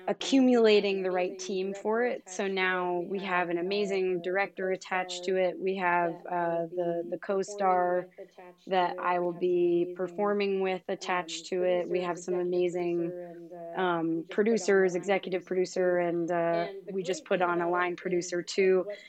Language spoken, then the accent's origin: English; suburbs of Philadelphia, Pennsylvania, United States; moved away; I am also from the suburbs of Philly